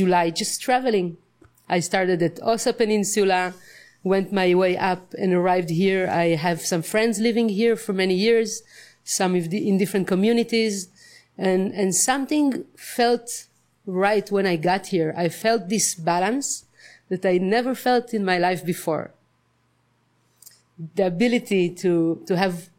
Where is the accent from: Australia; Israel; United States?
Israel; moved away as an adult; now in Nosara, Costa Rica; I come from Israel. And I moved to Nusara just recently in the beginning of February